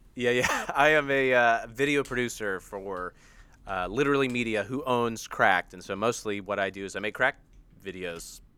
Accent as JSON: {"language": "English", "country": "United States", "accent": "American"}